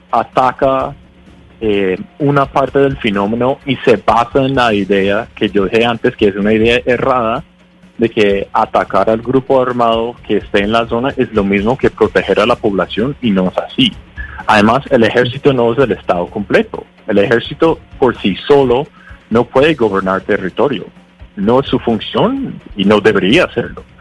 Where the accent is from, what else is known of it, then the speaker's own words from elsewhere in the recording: Connecticut, United States; Spanish is a second language; moved away as an adult; now in Colombia; Yo soy de, de Connecticut, en Estados Unidos.